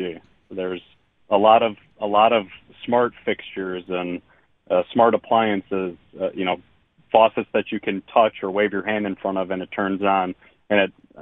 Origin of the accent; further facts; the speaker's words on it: Nashotah, Wisconsin, United States; I'm born and raised in Neshota, so I'm Neshota, Oconomowoc, Lake Country area.